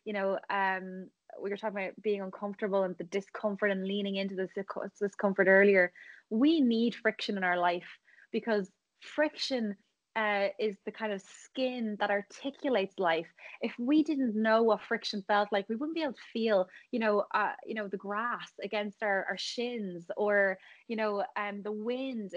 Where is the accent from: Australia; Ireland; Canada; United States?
Ireland; also born or lived in Thailand